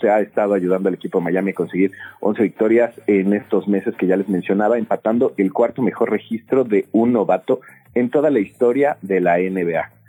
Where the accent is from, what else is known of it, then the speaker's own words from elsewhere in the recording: Chilango, Mexico City, Mexico; como chilangos